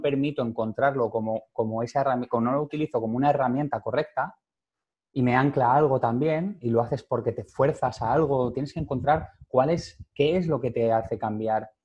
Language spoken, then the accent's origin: Spanish; Valencia, Valencian Community, Spain; moved away; nací en Valencia, me crié en Valencia también